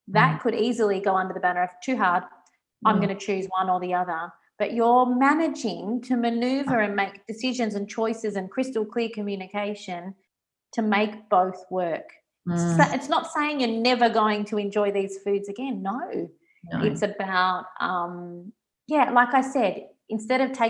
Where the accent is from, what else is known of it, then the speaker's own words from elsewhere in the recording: Geelong, Victoria, Australia; moved away as an adult; also born or lived in Singapore / Melbourne, Australia; now in Italy; I grew up in Geelong, big streets, easy parking, moved to Singapore